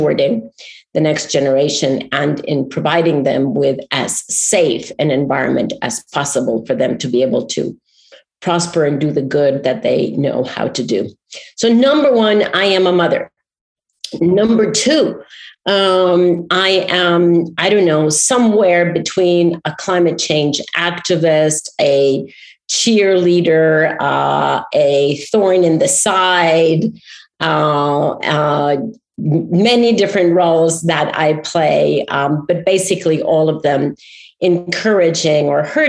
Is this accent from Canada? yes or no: no; Costa Rica; moved away; I'm speaking to you today from my home country, Costa Rica, the wild and wonderful Costa Rica, where I came to live last year